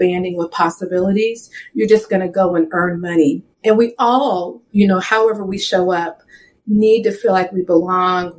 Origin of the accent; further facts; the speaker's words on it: the Northwest, Pacific Northwest, United States; now in Seattle, United States; I grew up in the Northwest. If you know much about the Northwest, it's very, very white. So specifically in like the Seattle area where I currently live